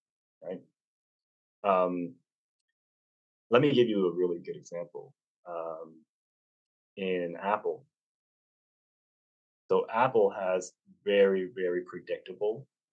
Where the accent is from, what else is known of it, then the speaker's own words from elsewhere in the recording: Canada; I'm a Canadian, so I use March breaks instead of spring